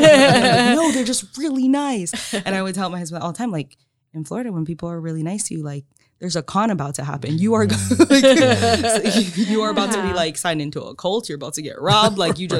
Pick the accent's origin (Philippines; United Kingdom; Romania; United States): Philippines; So like, I'm Filipino. My parents made Filipino food, which I always loved growing up